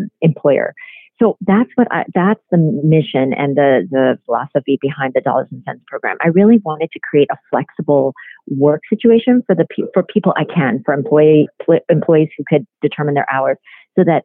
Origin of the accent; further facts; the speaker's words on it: Iowa, United States; because I grew up in Iowa, that was a little bit ashamed of being Korean